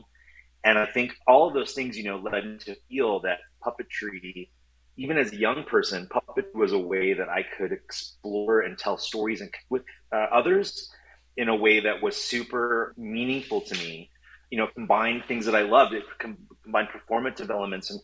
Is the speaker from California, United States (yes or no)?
yes; Southern California, United States; also born or lived in Orange County / Los Angeles; I grew up in Southern California. I'm fourth generation Los Angelino.